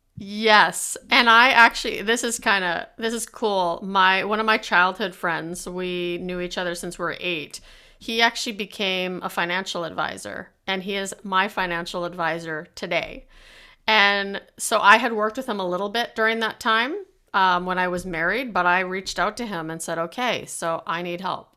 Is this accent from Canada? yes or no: yes; Canada; being Canadian